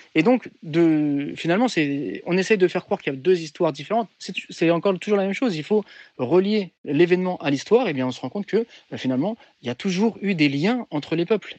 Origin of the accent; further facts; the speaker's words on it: France; moi je suis français, euh, je suis pas d'origine algérienne, je suis pas d'origine marocaine